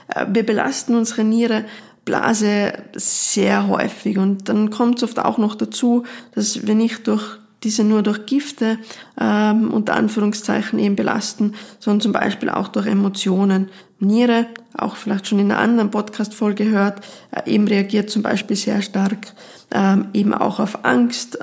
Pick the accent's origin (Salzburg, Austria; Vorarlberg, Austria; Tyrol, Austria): Tyrol, Austria; bei uns in Tirol